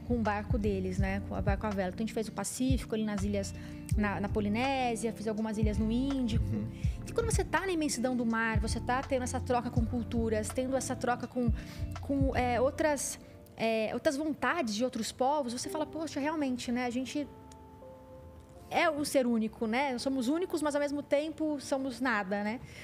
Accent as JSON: {"language": "Portuguese", "town": "Barretos", "region": "São Paulo", "country": "Brazil", "said": "eu venho né, do interior de São Paulo, de Barretos também"}